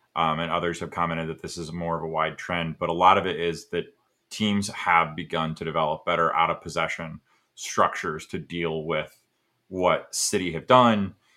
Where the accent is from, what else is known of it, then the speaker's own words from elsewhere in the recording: United States; as an American